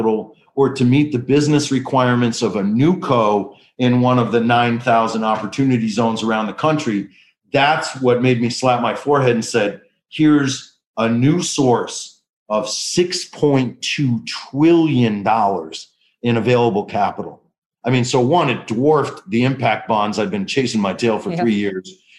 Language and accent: English; Detroit, Michigan, United States; moved away as an adult; now in Washington, D.C., United States; I was born to two med students at Wayne State Med School in Detroit, Michigan. So, you know, being raised by two primary care docs in an inner city